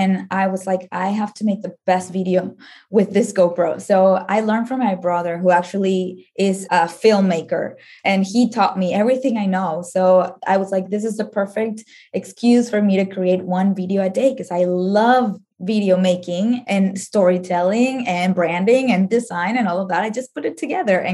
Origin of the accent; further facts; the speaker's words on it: Venezuela; moved away as an adult; now in United States; I am from Venezuela